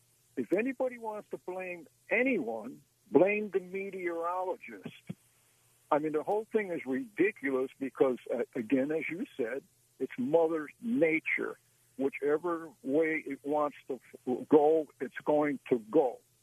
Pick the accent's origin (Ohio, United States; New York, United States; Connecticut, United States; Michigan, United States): Connecticut, United States; now in Sarasota, United States; I mean, I'm from Connecticut originally, but we did move down here.